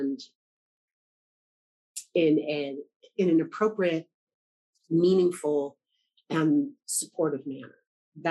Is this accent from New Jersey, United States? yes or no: no; Los Angeles, California, United States; I'm from Los Angeles